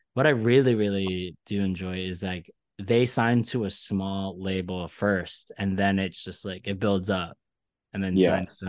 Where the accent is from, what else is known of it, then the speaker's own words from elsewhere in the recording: Philadelphia, Pennsylvania, United States; also born or lived in Brooklyn, New York; now in New York City, United States; I'm from Philly